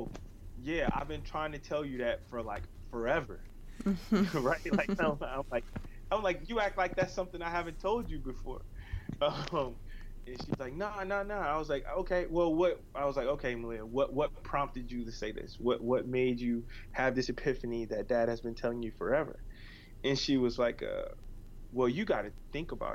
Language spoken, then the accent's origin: English; Lake Charles, Louisiana, United States; also born or lived in New York; now in New Orleans, United States; I'm from Lake Charles, Louisiana